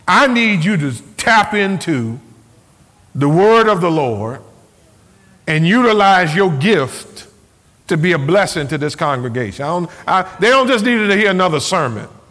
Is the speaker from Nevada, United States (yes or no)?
no; Cleveland, Ohio, United States; I grew up in Cleveland, Ohio